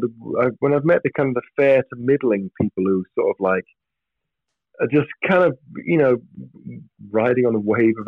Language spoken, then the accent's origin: English; England, United Kingdom; being English and part of our culture is we people are transparent to us